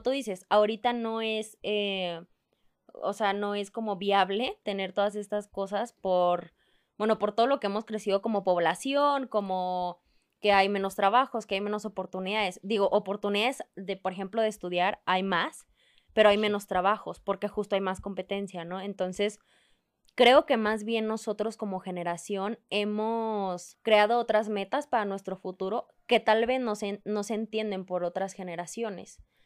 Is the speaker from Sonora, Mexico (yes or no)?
no; Chihuahua, Mexico; now in Mexico City, Mexico; yo soy de Chihuahua y soy de otro estado